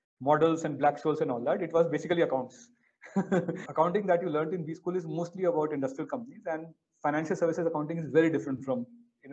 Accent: Bokaro Steel City, Jharkhand, India; moved away; also born or lived in Delhi / Hyderabad; I grew up in a small town called Bokaro Steel City.

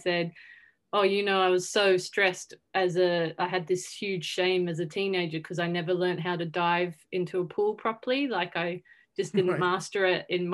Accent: Newcastle, New South Wales, Australia; moved away as an adult; now in London, United Kingdom; I grew up in Newcastle, which is 2 hours north of Sydney.

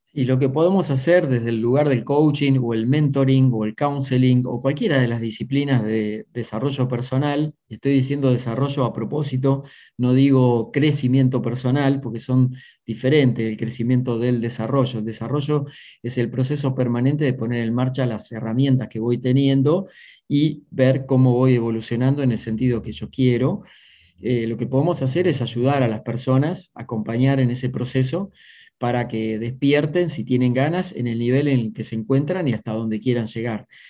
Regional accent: Maipú, Buenos Aires Province, Argentina; moved away; Nací en un pueblito del interior de Argentina, en Maipú, cerca de Mar del Plata, en la provincia

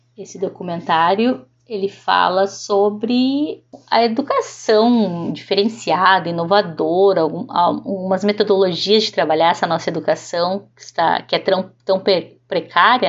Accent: Venâncio Aires, Rio Grande do Sul, Brazil; also born or lived in Porto Alegre; now in São Lourenço do Sul, Brazil; Eu moro atualmente em São Lourenço do Sul já fazem 20 anos, mas sou natural de Porto Alegre e, e residi lá até meus 22 anos em, no interior de Venâncio Aires, então em Vila Mariante

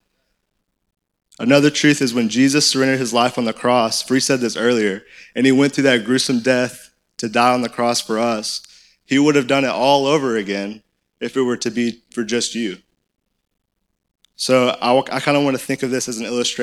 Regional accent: Conway, Arkansas, United States; I'm in good old Conway, Arkansas. Like, that's where I grew up

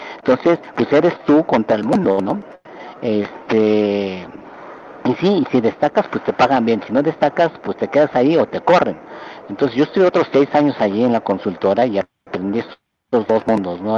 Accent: Mexico City, Mexico; moved away as an adult; also born or lived in Berkeley, California, United States / Japan; yo nací en la Ciudad de México, de ascendencia japonesa

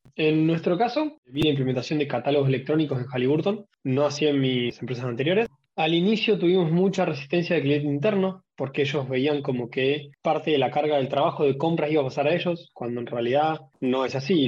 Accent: Rosario, Santa Fe, Argentina; now in Neuquén, Argentina; soy de acá de Argentina, Nací en Rosario, viviendo en Neuquén.

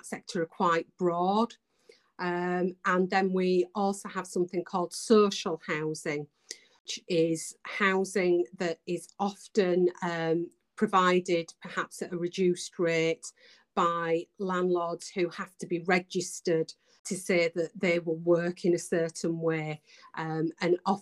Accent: Bradford, Yorkshire and the Humber, United Kingdom; accent: Yorkshire; also born or lived in Calderdale; I was born in Bradford, so I was just over the hill.

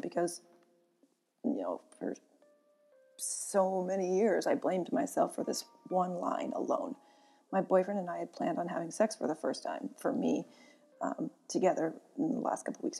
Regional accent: Sonoma, California, United States; also born or lived in Santa Rosa, California; I grew up with both my parents and my older sister in Northern California

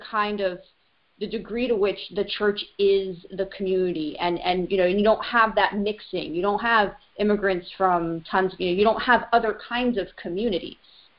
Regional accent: Northeast, United States; moved away as an adult; now in Brittany, France; me coming from the Northeast, you know, we didn't vote in churches either.

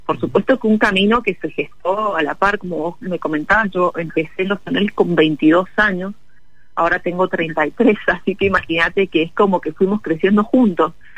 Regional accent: Mendoza, Argentina; nos representa como mendocinos, como argentinos

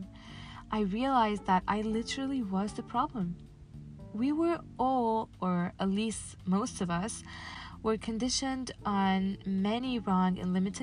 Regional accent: Casablanca, Casablanca-Settat, Morocco; I was born and raised in Casablanca, Morocco

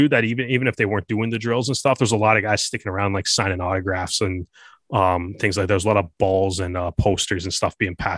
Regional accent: Canada; myself growing up in Canada

